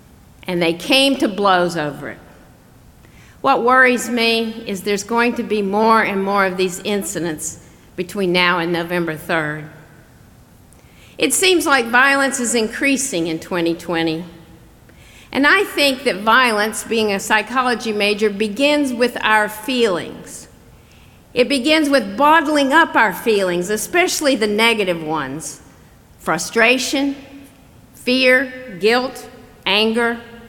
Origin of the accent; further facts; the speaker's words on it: the South, United States; Now, growing up in the South, I was taught never get angry. In fact, the word we used for it was not angry, it was ill. Now, if you have trouble with my accent, that's spelled I-L-L.